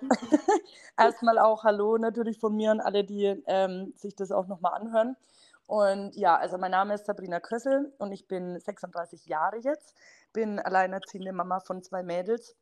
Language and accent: German; near Bamberg, Bavaria, Germany; accent: Franconian; ich komme aus der Nähe von Bamberg, wie man es wahrscheinlich äh, so hört am Dialekt